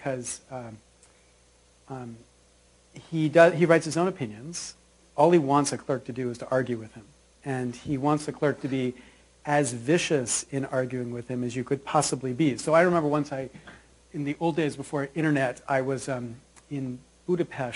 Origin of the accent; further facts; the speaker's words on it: Williamsport, Pennsylvania, United States; I grew up in a tiny little town in Pennsylvania called Williamsport